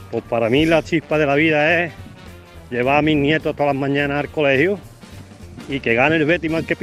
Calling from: Ronda, Andalusia, Spain; de Ronda.

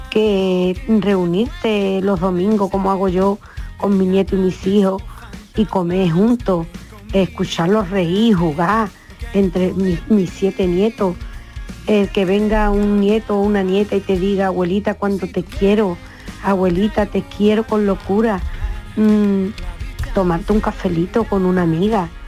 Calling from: Cádiz, Andalusia, Spain; Buenas tardes, yo soy … de Cádiz.

